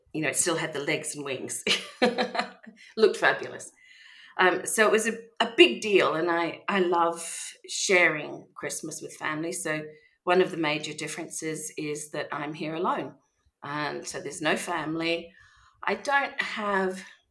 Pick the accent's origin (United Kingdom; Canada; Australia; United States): Australia; Melbourne, Victoria; moved away as an adult; now in Vence, France; I am an Australian from Melbourne, and I moved to France 4 years ago